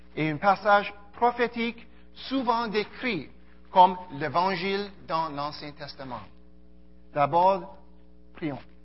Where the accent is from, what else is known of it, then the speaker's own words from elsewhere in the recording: Montreal, Quebec, Canada; also born or lived in Karachi, Pakistan; ma famille a quitté le Pakistan en 1974 et arrivé à Montréal. Euh, donc je suis euh, un Montréalais